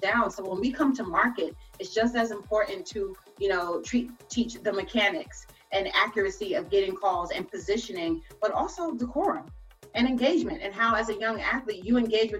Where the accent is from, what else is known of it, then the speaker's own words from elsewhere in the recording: New York City, New York, United States; growing up in New York